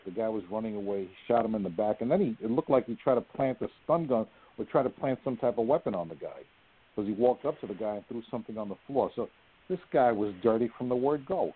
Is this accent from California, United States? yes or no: no; New York City, New York, United States; I'm just a little guy from the Bronx